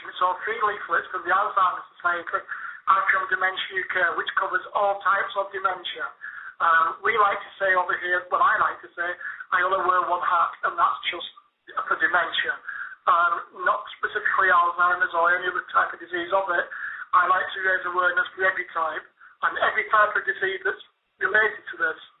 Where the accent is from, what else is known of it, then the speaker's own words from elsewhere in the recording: Bolton, North West England, United Kingdom; now in Torquay, United Kingdom; my hometown of Bolton.